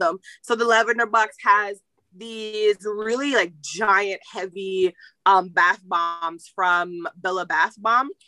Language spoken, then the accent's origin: English; Jamaica; I am Jamaican.